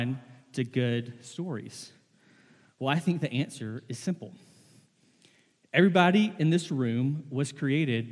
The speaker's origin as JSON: {"language": "English", "region": "the South", "country": "United States", "tie": "born or raised there", "said": "I was born and raised in the South"}